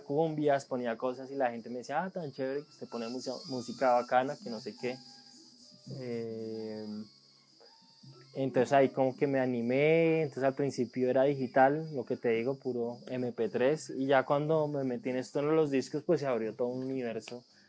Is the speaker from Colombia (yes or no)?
yes; Colombia; la primera vez que salí de Colombia fue a Ecuador